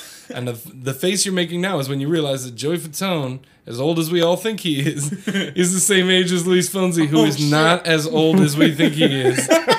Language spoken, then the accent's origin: English; Italy; But also, I'm from Italy, so...